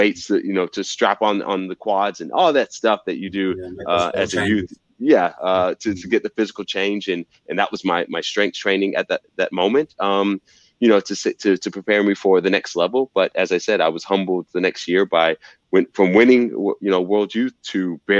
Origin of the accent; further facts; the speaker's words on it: the South, United States; You know, I'm from the South and football is king.